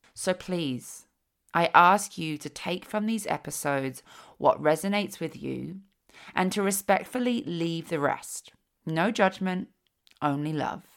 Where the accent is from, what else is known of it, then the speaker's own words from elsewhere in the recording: London, United Kingdom; now in Slocan Valley, Canada; I was from London